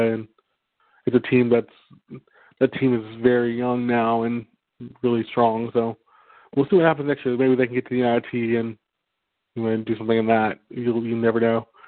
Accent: Texas, United States; I'm from Texas

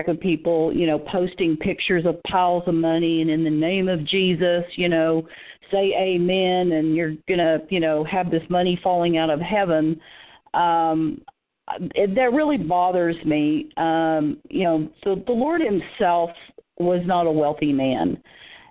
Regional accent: Tulsa, Oklahoma, United States; moved away; I'm originally from Tulsa, Oklahoma

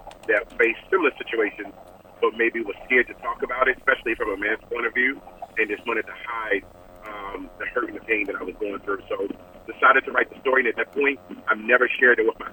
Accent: Baltimore, Maryland, United States; now in Arizona, United States; I was born and raised in Baltimore, Maryland, and I currently reside in Arizona.

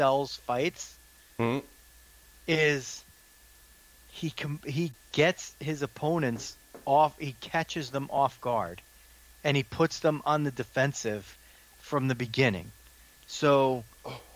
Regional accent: United States; I'm the American

